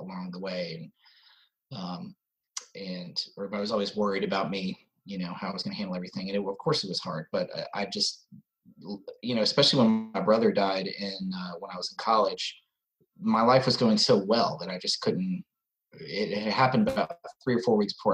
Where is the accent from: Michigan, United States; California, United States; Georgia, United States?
Georgia, United States; Atlanta; also born or lived in New York City; I was born in New York City, and when I was really little, moved to Atlanta